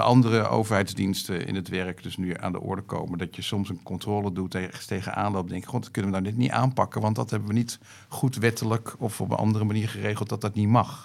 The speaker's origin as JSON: {"language": "Dutch", "town": "The Hague", "region": "South Holland", "country": "Netherlands", "tie": "born or raised there", "also_born_or_lived": "Haarlem", "moved": "as an adult", "lives_now": "Schouwen-Duiveland, Netherlands", "said": "ik ben geboren en getogen in Den Haag"}